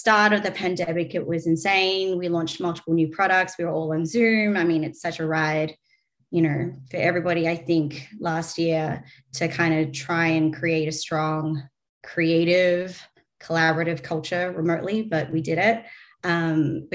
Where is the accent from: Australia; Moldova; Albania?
Australia; accent: Australian; moved away; Australian, if you can't tell from my accent